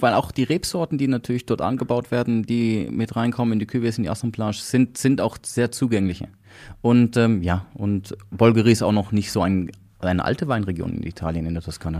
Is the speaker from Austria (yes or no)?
no; Switzerland; bei uns in der Schweiz